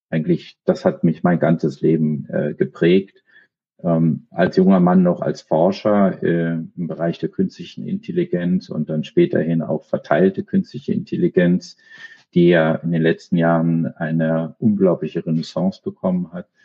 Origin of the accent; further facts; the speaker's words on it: Berlin, Germany; also born or lived in Copenhagen, Denmark; Ich bin in Berlin geboren, ähm, noch zu Zeiten äh, der Mauer äh, im westlichen Teil der Stadt, bin da auch äh, lange gewesen, habe mal auch woanders zwischenzeitlich familiär bedingt durch meine Eltern äh, gelebt in Kopenhagen, aber äh, bin Berliner